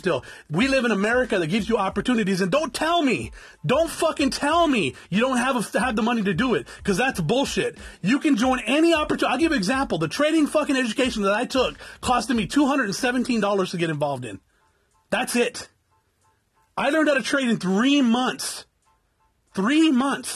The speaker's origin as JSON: {"language": "English", "town": "South Tucson", "region": "Arizona", "country": "United States", "said": "I'm from South Tucson and that's the way we talk"}